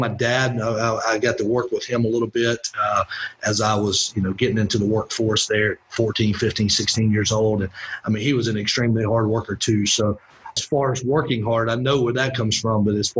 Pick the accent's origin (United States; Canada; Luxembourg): United States; Winder, Georgia; But yeah, I grew up in Winder, Georgia, over by Athens. Actually, was not a UGA fan.